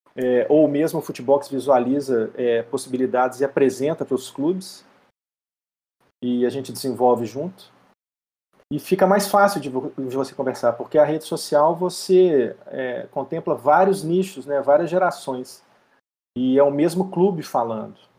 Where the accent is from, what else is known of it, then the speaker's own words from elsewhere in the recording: Belo Horizonte, Minas Gerais, Brazil; eu sou mineiro de Belo Horizonte